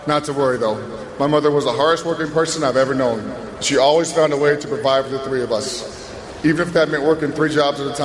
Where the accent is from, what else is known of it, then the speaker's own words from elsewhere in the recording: Lovington, New Mexico, United States; also born or lived in Pasco, Washington; My parents divorced when I was seven, and my mother moved us to Levington, New Mexico